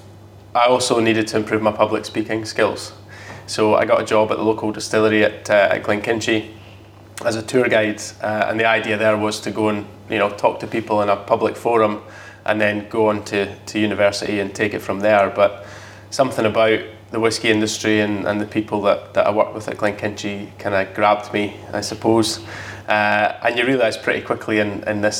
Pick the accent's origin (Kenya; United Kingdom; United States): United Kingdom; Tranent, Scotland; also born or lived in Longniddry / Edinburgh / Tasmania; So I'm originally an East Lothian boy. I was born in Longniddry, but spent most of my sort of, you could say, school years in Trinent and McMerry, so east of Edinburgh